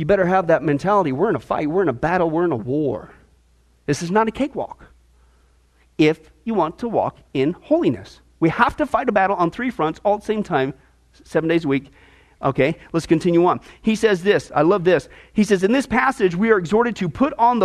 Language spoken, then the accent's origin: English; Midwest, United States; moved away; also born or lived in Nebraska; When I lived in Nebraska, growing up in the Midwest, for a couple of years, I got into wrestling